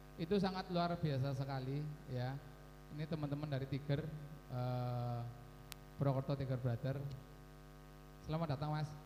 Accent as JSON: {"language": "Indonesian", "town": "Baturraden", "region": "Central Java", "country": "Indonesia", "tie": "born or raised there", "said": "di sana itu desaku."}